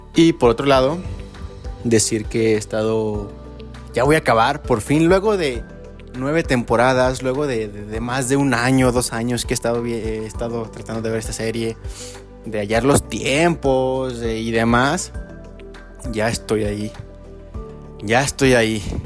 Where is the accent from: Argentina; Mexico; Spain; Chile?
Mexico; a uno como mexicano